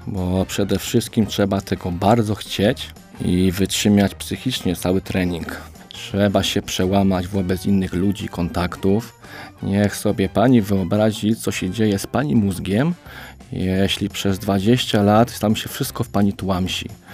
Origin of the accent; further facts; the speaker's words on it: Oświęcim, Lesser Poland, Poland; mam 29 lat i pochodzę z Oświęcimia